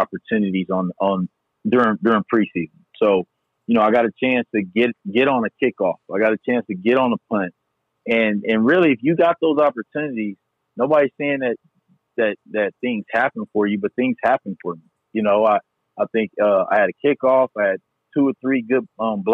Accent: San Diego, California, United States; I'm from San Diego

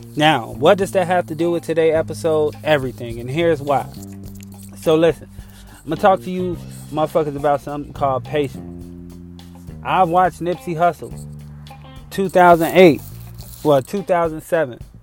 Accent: Chicago, Illinois, United States; I'm from Chicago

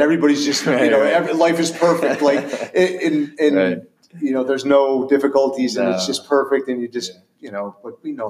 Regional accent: New York, United States; We have one. My hometown.

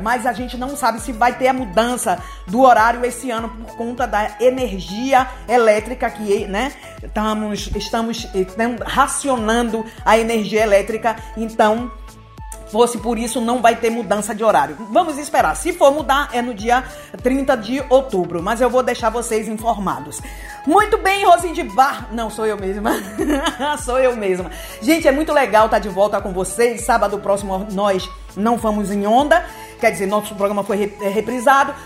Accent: Bahia, Brazil; now in Italy; eu também sou nordestina, venho da Bahia

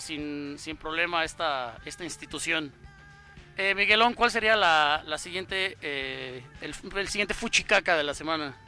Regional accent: Mexico; como mexicano

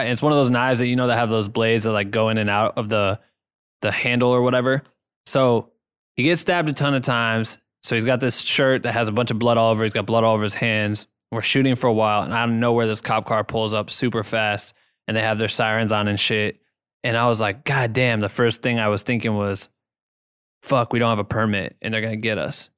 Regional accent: an hour from Iowa City, United States; Iowa City, which is, like, an hour from my hometown

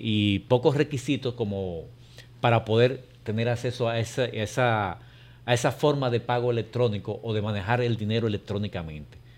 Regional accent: Dominican Republic; Nosotros, como República Dominicana

